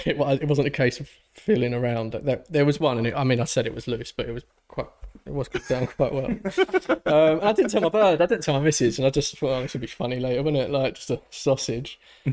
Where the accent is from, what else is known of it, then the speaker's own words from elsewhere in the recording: London, United Kingdom; growing up in North London